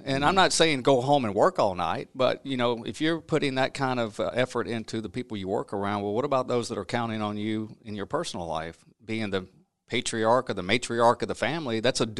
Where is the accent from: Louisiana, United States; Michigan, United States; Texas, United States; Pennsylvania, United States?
Louisiana, United States; But I grew up in the Duck Dynasty part of Louisiana, southwest Mississippi area, and that's my roots. And I had a typical childhood in a small town, farming town, and I wouldn't change anything about it.